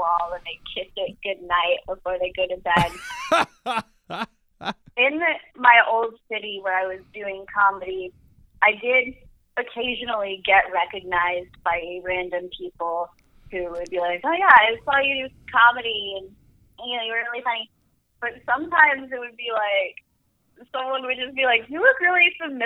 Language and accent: English; Asheville, North Carolina, United States; moved away as an adult; also born or lived in Wilmington, North Carolina; now in Portland, United States; I grew up in Asheville, North Carolina.